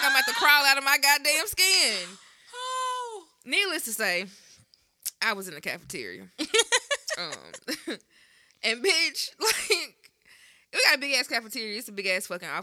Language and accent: English; Memphis, Tennessee, United States; also from Memphis